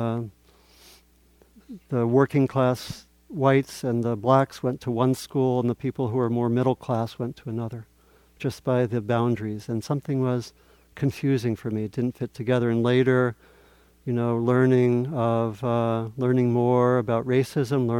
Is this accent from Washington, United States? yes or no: no; Maryland, United States; I grew up in Maryland, and it was a little bit like a southern town with a railroad tracks through the middle